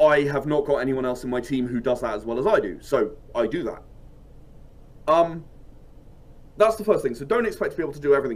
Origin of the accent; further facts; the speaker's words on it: United Kingdom; I'm British